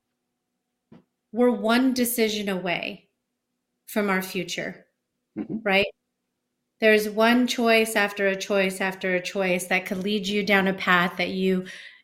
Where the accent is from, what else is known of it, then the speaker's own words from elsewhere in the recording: Bay Area, California, United States; I'm from the Bay Area